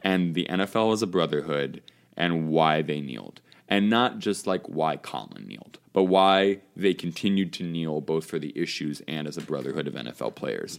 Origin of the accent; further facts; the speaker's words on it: Chicago, Illinois, United States; now in Connecticut, United States; my Chicago team in Connecticut